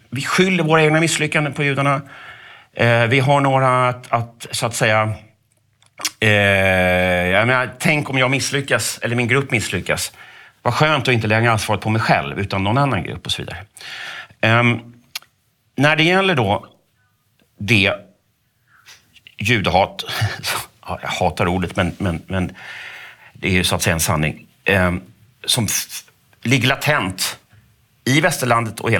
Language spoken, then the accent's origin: Swedish; Sweden; jag vet inte om jag ska gå omkring och skämmas som svensk eller som medborgare i det här landet